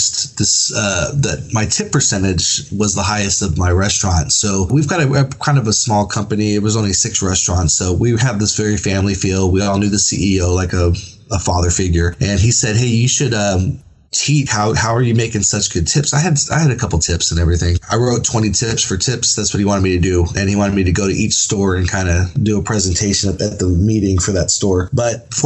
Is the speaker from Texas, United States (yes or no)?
yes; San Antonio, Texas, United States; I'm from San Antonio, Texas